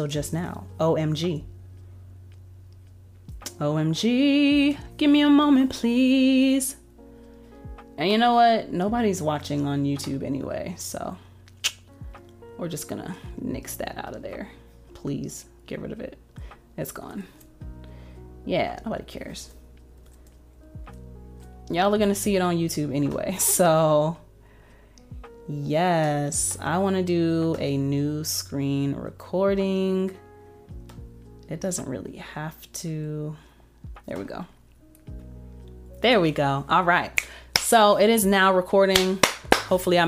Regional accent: United States; the United States, obviously I have the most traffic because that's my home country

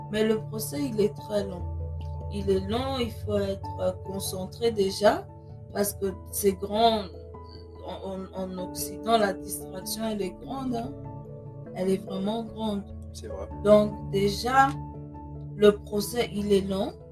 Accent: Germany; moved away as an adult; now in United States; en tant qu'Africaine, j'ai grandi en Europe, plus précisément en Allemagne. Je suis née en Allemagne.

